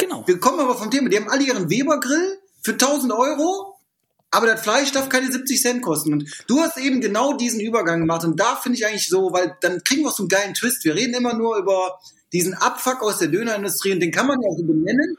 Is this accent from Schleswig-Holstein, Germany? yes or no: no; Düsseldorf, North Rhine-Westphalia, Germany; wir sind Düsseldorfer